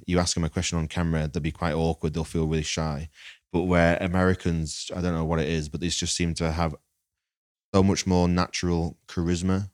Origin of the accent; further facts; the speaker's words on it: Lancaster, North West England, United Kingdom; I'm from Lancaster.